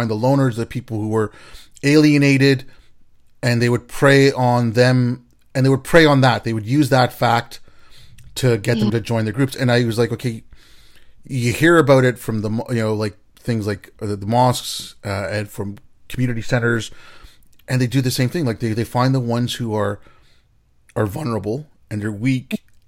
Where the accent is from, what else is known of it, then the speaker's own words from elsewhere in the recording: India; you're from Pakistan, I'm from India